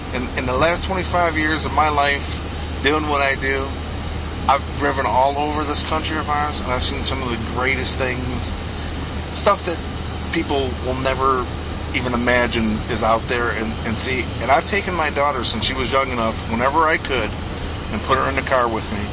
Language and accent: English; Chicago, Illinois, United States; I'm from Chicago. I grew up in Chicago. It's my whole life